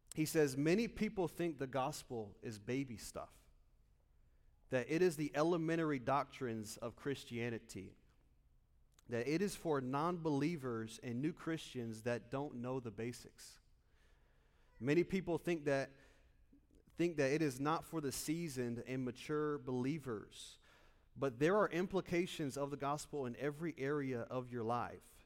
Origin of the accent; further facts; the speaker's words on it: Muncie, Indiana, United States; moved away as an adult; now in Lakeland, United States; I'm originally from Muncie, Indiana.